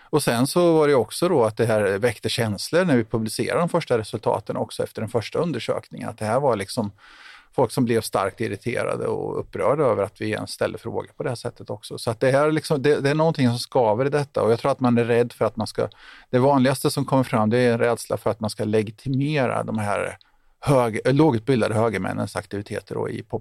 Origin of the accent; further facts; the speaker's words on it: Tranås, Jönköping County, Sweden; jag kommer själv ursprungligen från Tranås och det här är, liksom, det är svåra saker att diskutera i, små, i mindre samhällen ute på landsbygden och så vidare.